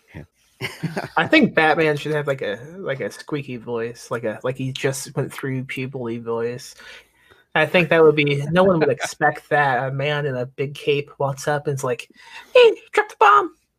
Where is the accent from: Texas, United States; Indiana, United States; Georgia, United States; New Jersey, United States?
Indiana, United States; Lake Station; I'm from Indiana, so I wasn't too uh, distant from uh, Michigan